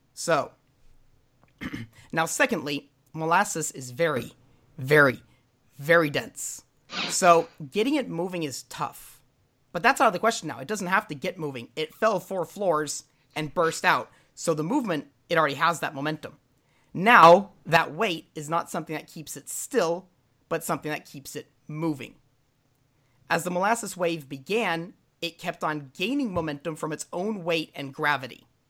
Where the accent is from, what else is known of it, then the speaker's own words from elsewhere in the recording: United States; now in Norway; I'm an American, but I do live in Norway